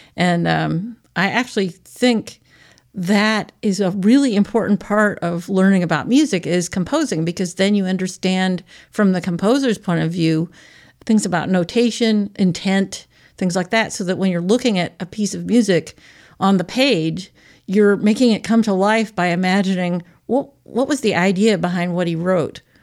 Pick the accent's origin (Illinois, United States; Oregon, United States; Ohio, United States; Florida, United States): Oregon, United States; Portland; moved away as an adult; also born or lived in Seattle, Washington / Eugene, Oregon; now in Aspinwall, Pennsylvania, United States; I was born in Seattle, Washington, and grew up most of the time in Portland, Oregon, or Eugene, and then I came back east to college and have been in the east ever since